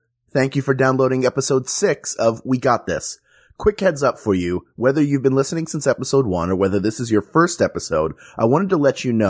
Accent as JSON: {"language": "English", "town": "Philadelphia", "region": "Pennsylvania", "country": "United States", "said": "I'm from Philadelphia specifically."}